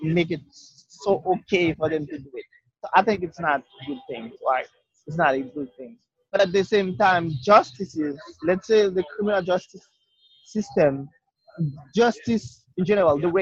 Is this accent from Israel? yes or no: no; Haiti; English is a second language; moved away as an adult; now in United States; I came from Haiti